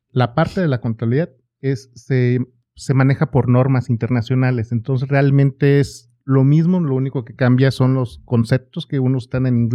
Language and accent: Spanish; Guadalajara, Jalisco, Mexico; moved away as an adult; also born or lived in Los Mochis, Sinaloa; now in Oklahoma, United States; Yo nací en, en Los Mochis, Sinaloa. Ah, sinaloense. Este, de chico me fui a vivir a, Guadalajara. Realmente mi familia es de Jalisco y prácticamente toda mi vida estuve en, Jalisco viviendo. Y, hace unos años nos venimos para acá, para, para Oklahoma